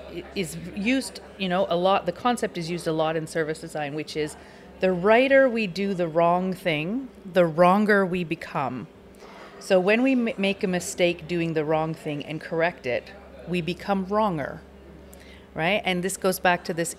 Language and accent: English; Canada; moved away as an adult; now in Finland; as a Canadian, I grew up entirely with diversity